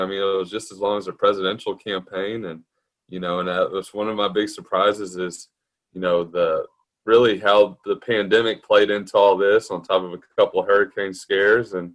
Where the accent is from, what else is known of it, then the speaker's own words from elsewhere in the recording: Galveston, Texas, United States; I've lived here my whole life. I was raised in Galveston